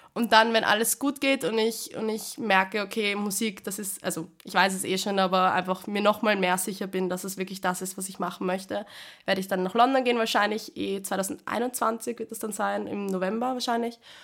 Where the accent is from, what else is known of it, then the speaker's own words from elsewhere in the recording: Vienna, Austria; meine Heimatskirche im 16. bei uns in Wien, im 16. Bezirk. Und da habe ich als kleines Mädel immer gesungen